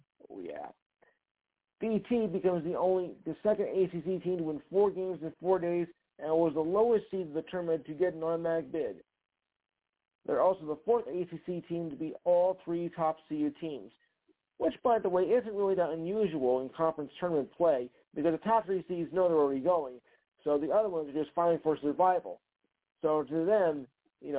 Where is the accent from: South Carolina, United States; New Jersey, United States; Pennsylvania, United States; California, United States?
New Jersey, United States; moved away; my home state